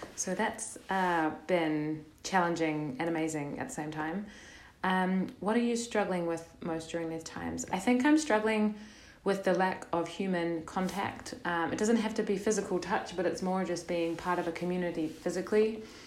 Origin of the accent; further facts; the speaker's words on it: New Zealand; also born or lived in Netherlands; now in Portugal; I'm from New Zealand